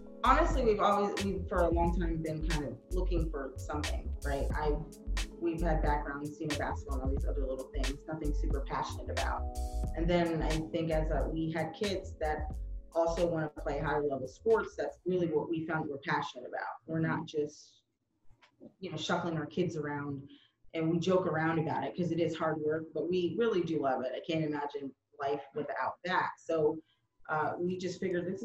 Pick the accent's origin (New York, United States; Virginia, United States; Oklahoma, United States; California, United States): Virginia, United States; Reston; born and raised in Reston